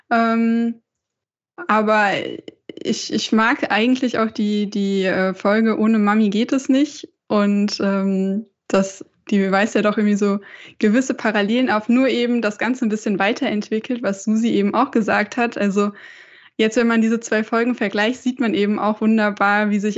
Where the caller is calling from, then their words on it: Bad Homburg, Hesse, Germany; Ähm, ja, ich sitze in Bad Homburg. Das ist in der Nähe von äh, Frankfurt am Main, also auch in Hessen.